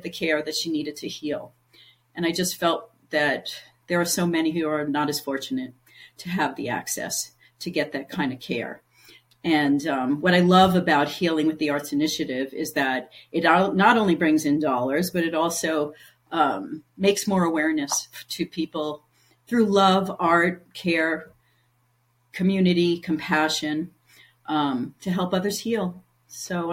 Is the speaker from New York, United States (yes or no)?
yes; New York, United States; moved away as an adult; now in New Mexico, United States; I'm a New Yorker